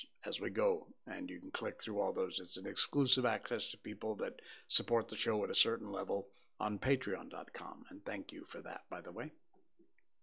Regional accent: Cornwall, Connecticut, United States; my hometown of Cornwall, Connecticut, which is in the northwest corner of the state of Connecticut.

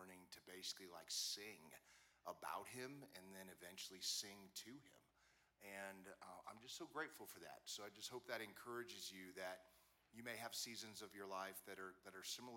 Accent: Wichita, Kansas, United States; I grew up in Wichita, Kansas

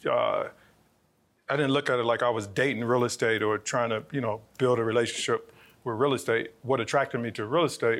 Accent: Cleveland, Ohio, United States; I'm from Cleveland, Ohio. Born and raised in Cleveland, Ohio. I still live in Cleveland, Ohio.

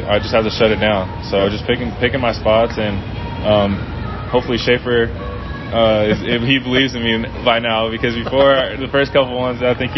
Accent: San Diego, California, United States; I'm from San Diego

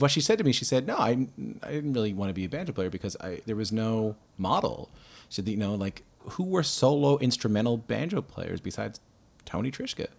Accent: Newfoundland and Labrador, Canada; I grew up in Newfoundland

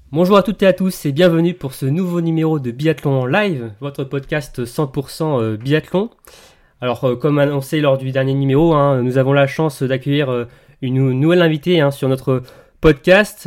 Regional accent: Bourgogne-Franche-Comté, France; je suis de Franche-Comté

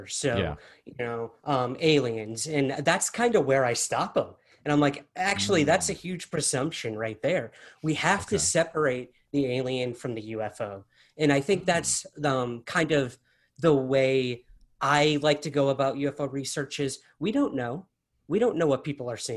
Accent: Syracuse, New York, United States; moved away; I'm originally from Syracuse, New York.

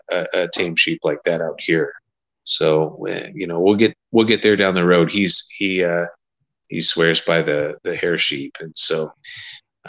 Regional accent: Scotland, United Kingdom; I'm Scottish

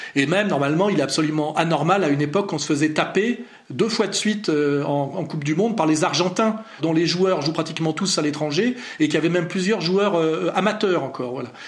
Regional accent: France; je suis français euh, formé à l'école française républicaine

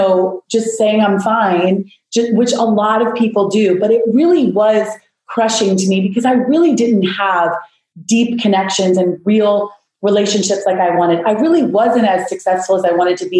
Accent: South Florida, United States; I grew up in South Florida

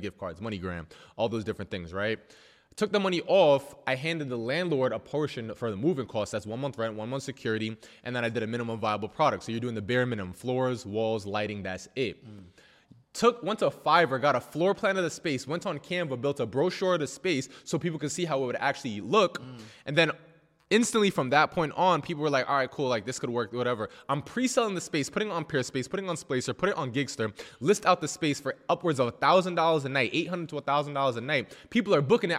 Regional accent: New York, United States; I'm from New York.

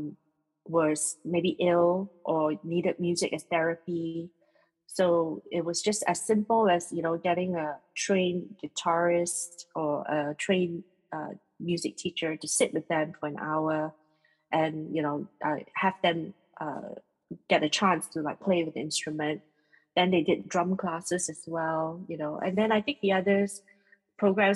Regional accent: Singapore; being Singaporean

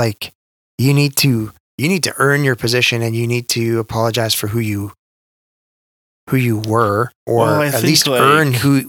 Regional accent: Canada; Especially as a Canadian.

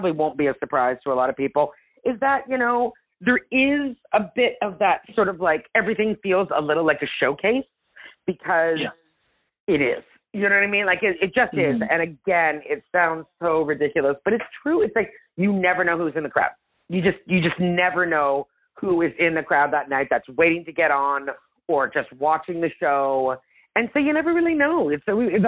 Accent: Canada; moved away as an adult; now in Los Angeles, United States; And I'm Italian, but I'm Anglo. Like I'm Canadian.

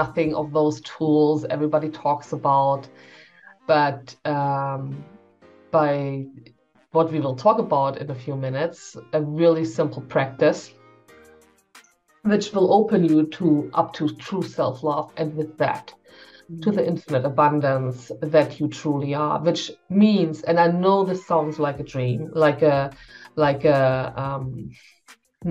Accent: Germany; also born or lived in Berlin; I'm from Germany. I'm based in Berlin

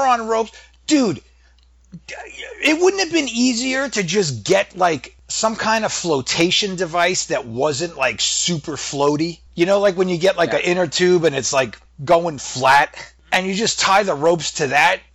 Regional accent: New England, United States; accent: New England

